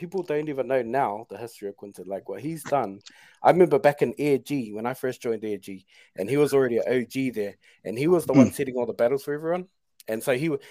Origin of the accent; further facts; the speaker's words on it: New Zealand; I am a Kiwi